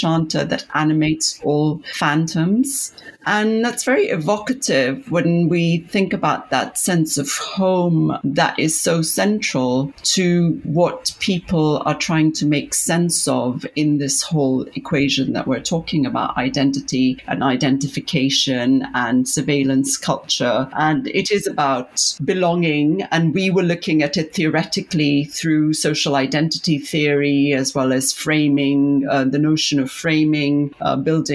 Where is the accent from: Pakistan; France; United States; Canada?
Pakistan; moved away; when I was growing up in Pakistan